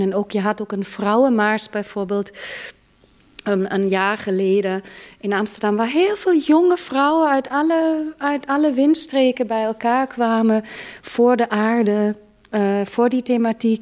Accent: Munich, Bavaria, Germany; now in Netherlands; Ik ben in München geboren, een grote stad.

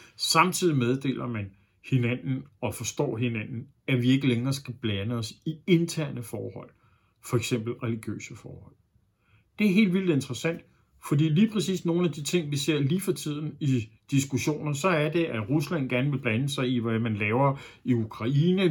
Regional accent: Denmark

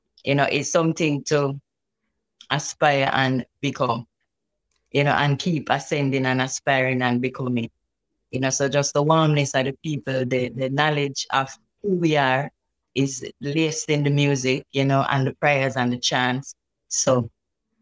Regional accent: Kingston, Jamaica; I grew up in the Kingston 7 community, Hermitage to be exact, Hermitage, Augusto

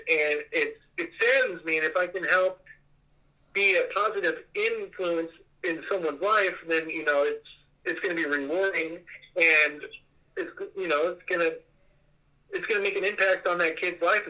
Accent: Las Vegas, Nevada, United States; I'm from Las Vegas

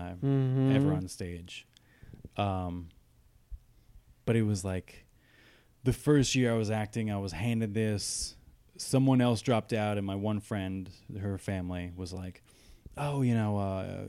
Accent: New Jersey, United States; I'm from New Jersey

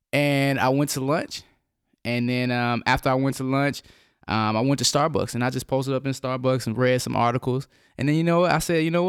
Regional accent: Nashville, Tennessee, United States; Yes, for sure, because we're actually from Nashville.

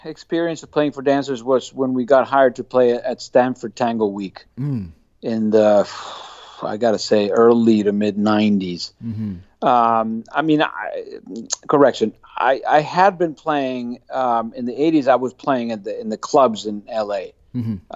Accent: Buenos Aires, Argentina; moved away as an adult; also born or lived in Santa Cruz, California / Los Angeles; I moved from Buenos Aires, where I grew up, to Santa Cruz, California.

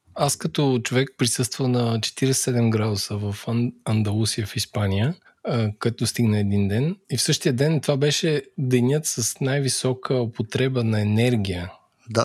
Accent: Bulgaria; ние като българи

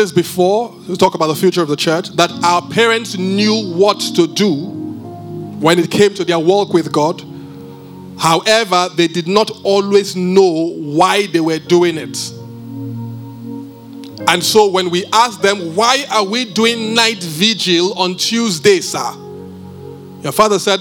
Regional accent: Benin; I'm from Benin

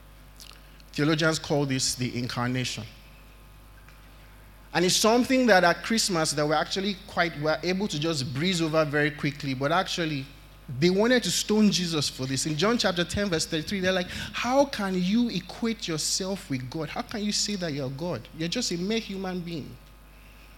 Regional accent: Nigeria; as Nigerian parents

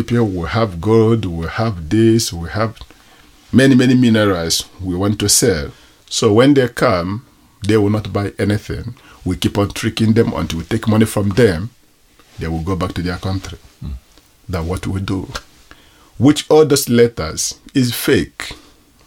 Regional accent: Igboland, Nigeria; accent: Nigerian; also born or lived in Israel / Greece; now in Uganda; I'm a Nigerian by tribe. I'm from Igbo.

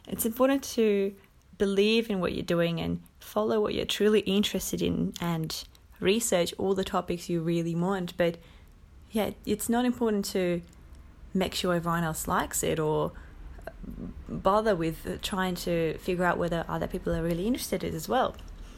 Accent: Moscow, Russia; also born or lived in Finland / Cyprus; now in Australia; I come from Moscow, Russia, and I have been living in Australia for about 5 years. My family always moved around a lot. We lived in Finland for about 4 years and spent quite some time in Cyprus.

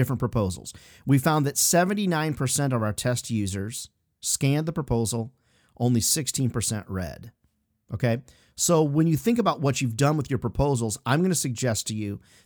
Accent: Chicago, Iowa, Midwest, United States; moved away; also born or lived in Illinois; I grew up in the Midwest, Chicago, Iowa, Illinois, Midwestern stuff

